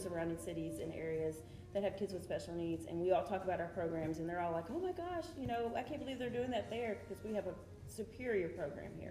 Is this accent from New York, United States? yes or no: no; Coleman, Texas, United States; now in Grand Prairie, United States; I grew up in a small town in West Texas um, called Coleman